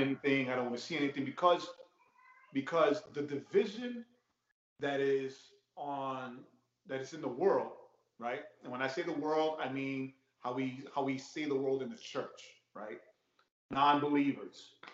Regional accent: New York, United States; growing up in New York

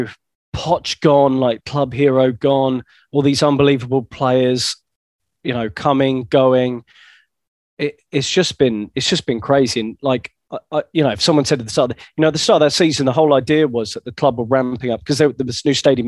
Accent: Essex, East of England, United Kingdom; I'm from Essex

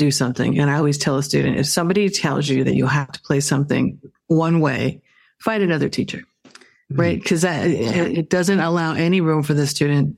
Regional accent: Phoenix, Arizona, United States; moved away as an adult; now in New York, United States; I grew up in Phoenix, Arizona

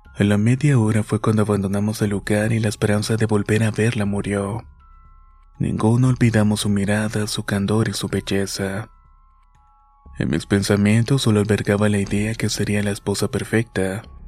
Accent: Minatitlán, Veracruz, Mexico; de Veracruz. Mi ciudad Minatitlán

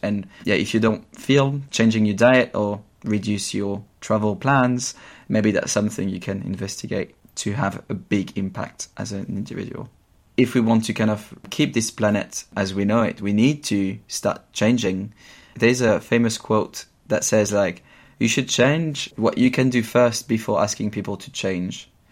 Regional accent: Champagne region, Grand Est, France; English is a second language; moved away as an adult; now in London, United Kingdom; I grew up in the Champagne region in France where I spent my first 20 years

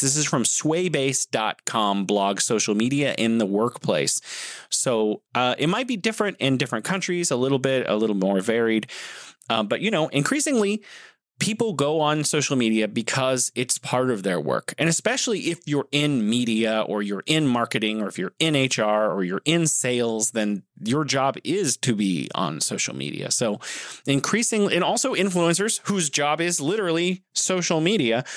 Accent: United States; I'm from the United States, specifically the United States

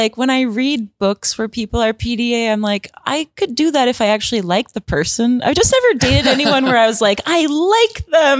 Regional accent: Alberta, Canada; Hey, we're from Alberta.

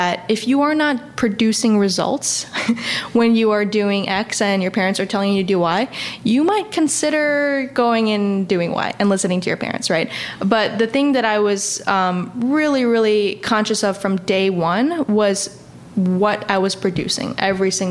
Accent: Chicago, Illinois, United States; moved away as an adult; also born or lived in Atlanta; Moving to, you know, Atlanta from Chicago

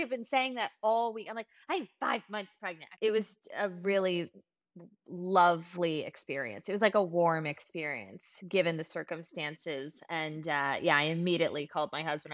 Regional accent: Los Angeles, California, United States; I am from Los Angeles

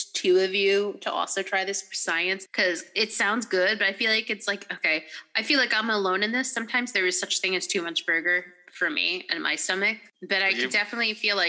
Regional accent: New England, United States; Their spread is impressive in New England. I think in my hometown alone, you can't go half a mile without running into a Dunkin' Donuts.

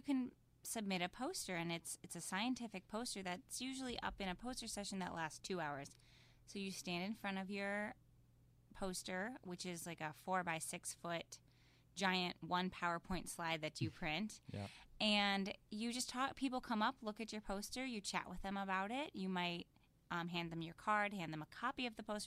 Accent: Midwest, United States; I'm from the Midwest

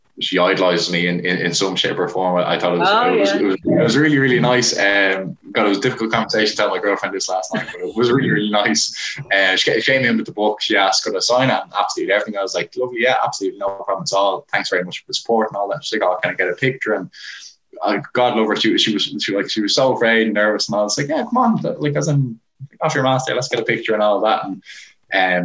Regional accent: Portmarnock, Leinster, Ireland; I'm from Port Marnock

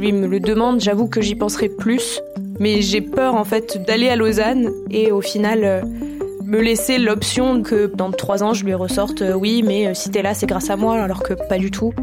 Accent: Toulouse, Occitania, France; Mes parents sont tous les deux musiciens au Capitole de Toulouse

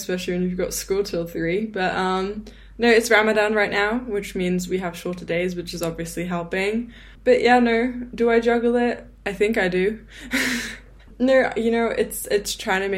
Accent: England, United Kingdom; I grew up in England

